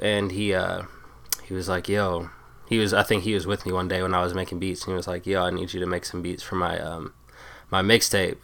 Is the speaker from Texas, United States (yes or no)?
no; Tacoma, Washington, United States; it's Tacoma. It's like a, a suburb of Seattle pretty much, thirty minutes